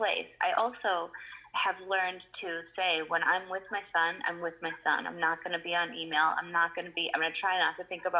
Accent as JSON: {"language": "English", "region": "Michigan", "country": "United States", "tie": "born or raised there", "moved": "yes", "lives_now": "New York City, United States", "said": "I grew up in Michigan"}